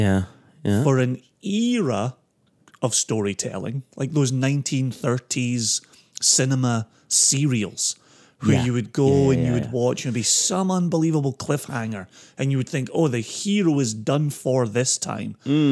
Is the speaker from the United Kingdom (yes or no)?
yes; Scotland, United Kingdom; growing up in Scotland meant three channels until the 80s, then a fourth, and then somewhere in the 90s there was a fifth